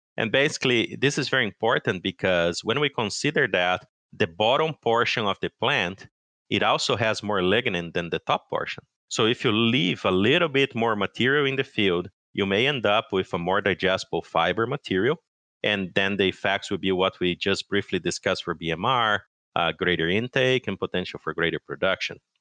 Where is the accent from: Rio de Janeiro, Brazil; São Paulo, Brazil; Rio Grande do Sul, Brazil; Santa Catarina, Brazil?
São Paulo, Brazil; moved away as an adult; now in Madison, United States; I'm actually originally from Brazil, uh, I grew up in, uh, São Paulo State